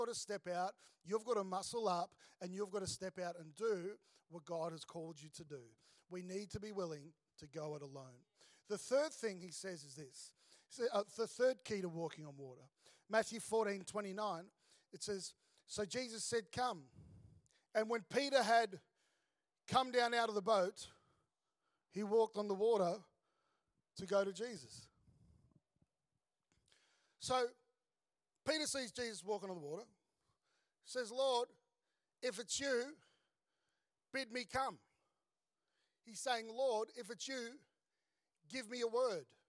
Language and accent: English; Melbourne, Victoria, Australia; moved away as an adult; also born or lived in Sydney; now in Gold Coast, Australia; I grew up in Melbourne, became a Christian and had a whole lot of mates around me